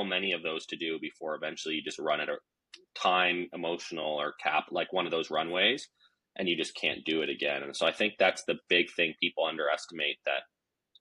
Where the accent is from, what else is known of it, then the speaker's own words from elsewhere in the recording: Vancouver, British Columbia, Canada; I'm from Vancouver, British Columbia.